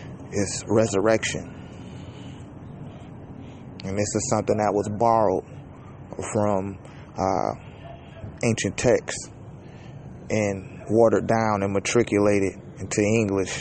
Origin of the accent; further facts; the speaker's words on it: Detroit, Michigan, United States; I'm from Detroit, Michigan.